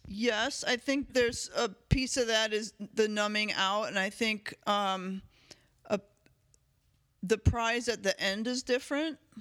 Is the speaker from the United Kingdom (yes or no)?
no; United States